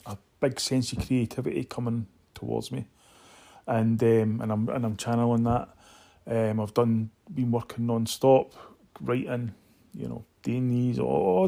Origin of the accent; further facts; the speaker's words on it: Edinburgh, Scotland, United Kingdom; moved away as an adult; also born or lived in New York; I grew up in Muirhouse in Edinburgh